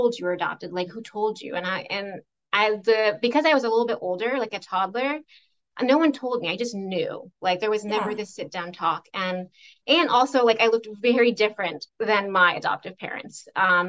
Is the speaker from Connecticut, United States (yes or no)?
no; Central Florida, United States; also born or lived in Cusco, Peru / upstate New York; now in Green Bay, United States; I grew up in Central Florida for the most part and went to school there